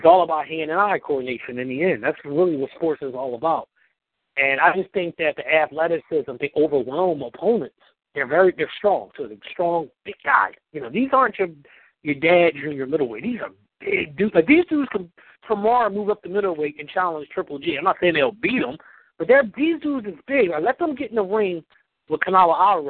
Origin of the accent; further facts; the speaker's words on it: Philadelphia, Pennsylvania, United States; I'm from West Philly